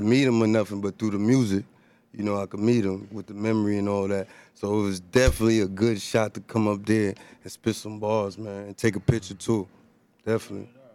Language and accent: English; Elizabeth, New Jersey, United States; I'm from Elizabeth, New Jersey